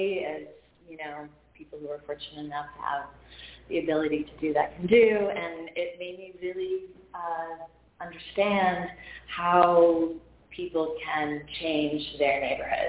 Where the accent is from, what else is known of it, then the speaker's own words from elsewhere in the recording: Boston, Massachusetts, United States; now in Brooklyn, United States; I grew up in Boston